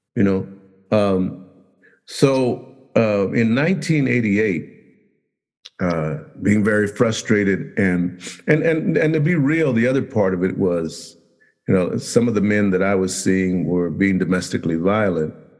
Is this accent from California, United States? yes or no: yes; Los Angeles, California, United States; we grew up in Compton, we grew up in Watts, grew up in that area